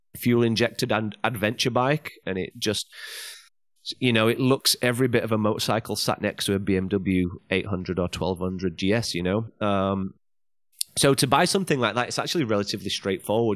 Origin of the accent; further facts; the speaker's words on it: England, United Kingdom; moved away as an adult; now in China; go back to England, get my, get my home country license